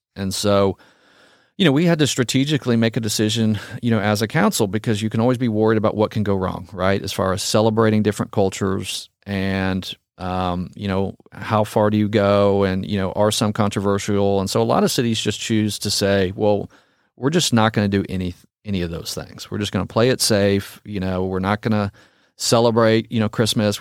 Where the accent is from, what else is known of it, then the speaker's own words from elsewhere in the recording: Frisco, Texas, United States; that was kind of my hometown. I grew, you know, we lived in the trails for a long time.